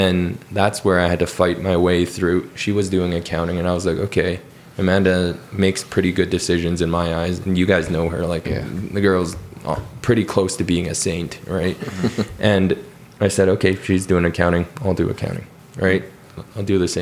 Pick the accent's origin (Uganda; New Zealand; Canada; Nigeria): Canada; Calgary, Alberta; born and raised in Calgary